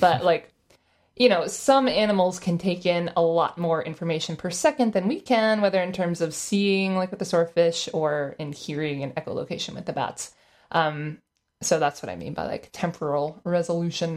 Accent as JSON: {"language": "English", "region": "Florida", "country": "United States", "said": "I'm from Florida"}